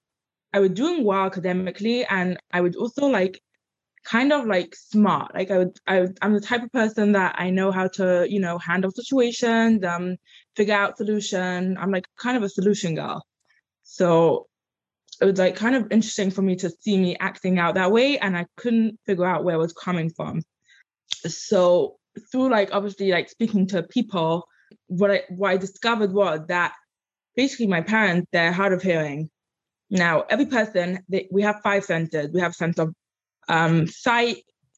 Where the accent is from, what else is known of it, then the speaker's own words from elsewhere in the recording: London, United Kingdom; accent: English; moved away as an adult; now in United States; I grew up in London.